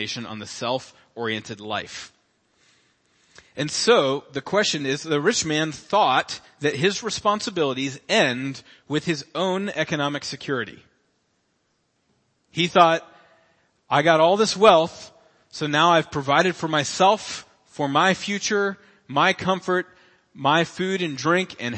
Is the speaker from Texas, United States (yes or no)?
no; Cincinnati, Ohio, United States; I was born in Cincinnati, Ohio, September 21st, 1985